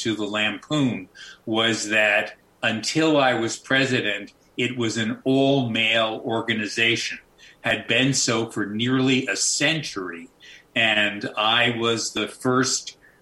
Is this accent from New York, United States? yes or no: no; Newark, New Jersey, United States; also born or lived in Union, New Jersey; he and I both grew up there